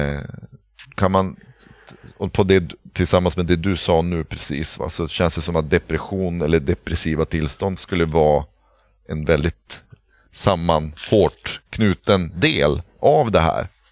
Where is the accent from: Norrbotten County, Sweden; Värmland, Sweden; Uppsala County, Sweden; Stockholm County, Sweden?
Norrbotten County, Sweden; Pite River; Jag är uppvuxen vid Piteälven